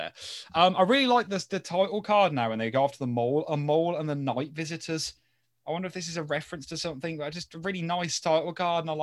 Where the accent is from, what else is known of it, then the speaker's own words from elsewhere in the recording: United Kingdom; we're British